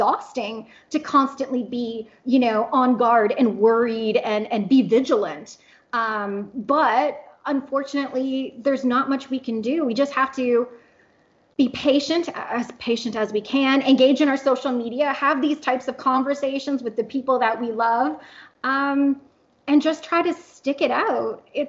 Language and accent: English; Canada; now in Oklahoma, United States; because I am in Oklahoma and I am kind of isolated. I'm Canadian, so my family's 2,000 kilometers away.